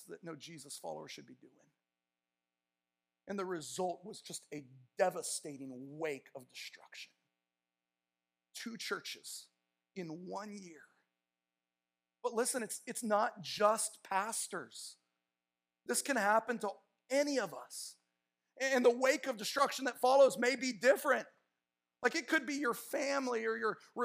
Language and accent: English; Tacoma, Washington, United States; moved away as an adult; also born or lived in California; the church I grew up in Tacoma, Washington